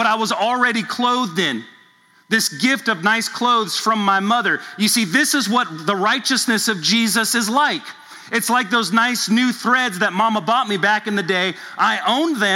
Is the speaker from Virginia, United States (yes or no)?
no; Southern California, United States; now in Louisville, United States; I grew up in Southern California